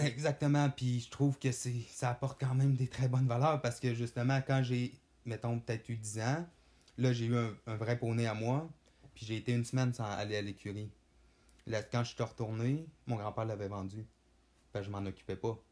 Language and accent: French; Saint-Prime, Quebec, Canada; je viens du lac Saint-Jean, précisément de Saint-Prime